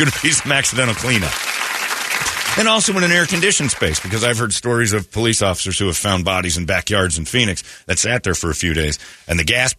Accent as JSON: {"language": "English", "country": "United Kingdom", "said": "I smell fags. I'm British."}